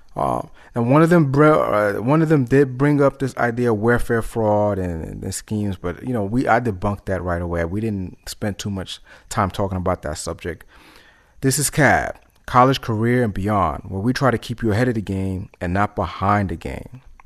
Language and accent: English; New York City, New York, United States; I'm from New York City, born in Harlem, raised in the Bronx